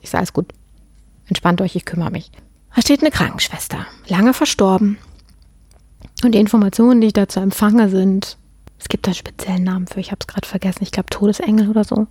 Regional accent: Germany; bei uns in Deutschland

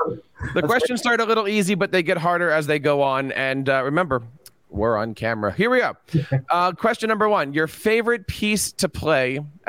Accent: New Jersey, United States; And we're both from New Jersey.

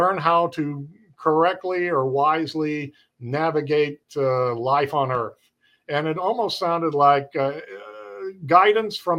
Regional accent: Cape Girardeau, Missouri, United States; I'm from Cape Girardeau, Missouri

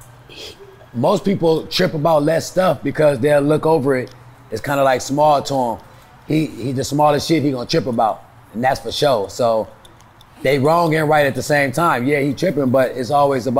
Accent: California, United States; I'm originally from California

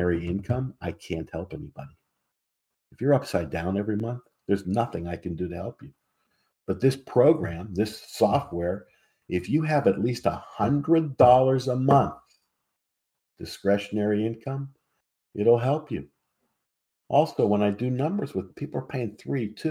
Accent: Pittsburgh, Pennsylvania, United States; I come from Pittsburgh. I come from a community called Squirrel Hill back in the day

